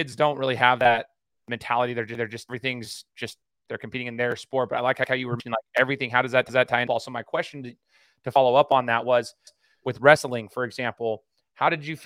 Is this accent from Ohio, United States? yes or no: no; Idaho, United States; I'm from Idaho